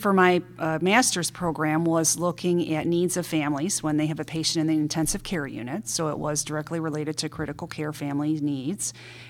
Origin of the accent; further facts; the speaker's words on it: Ohio, United States; moved away as an adult; now in Chicago, United States; Well, I'm originally from the Midwest, from Ohio, and that's where I have my three-year training degree.